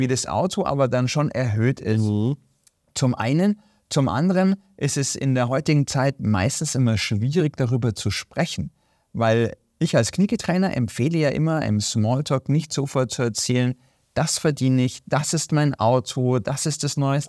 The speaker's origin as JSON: {"language": "German", "country": "Germany", "said": "hier bei uns in Deutschland"}